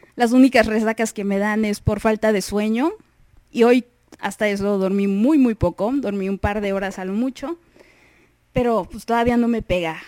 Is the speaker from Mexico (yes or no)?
yes; Mexico; soy la mexicana